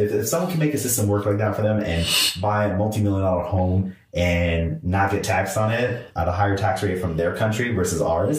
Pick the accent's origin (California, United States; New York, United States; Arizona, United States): California, United States; Corona; I love living in the Inland Empire. I mean, Corona is my hometown. It will always be my home.